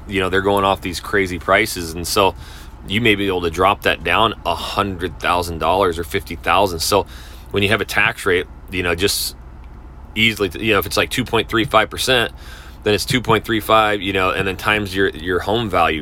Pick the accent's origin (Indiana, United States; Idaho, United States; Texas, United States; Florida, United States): Idaho, United States; North; now in Houston, United States; I come from the Northwest up North Idaho, so I'm used to having five, six months of winter